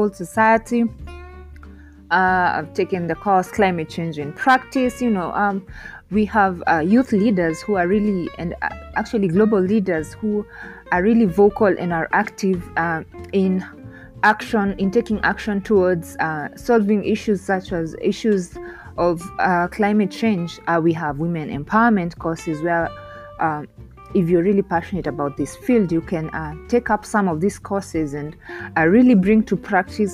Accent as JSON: {"language": "English", "country": "Kenya", "said": "I am from Kenya"}